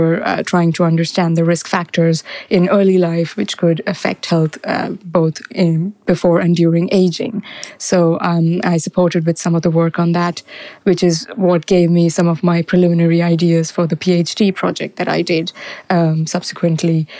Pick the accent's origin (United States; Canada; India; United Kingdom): India; Mumbai, Maharashtra; I was born and raised in Mumbai, and I did my high school there.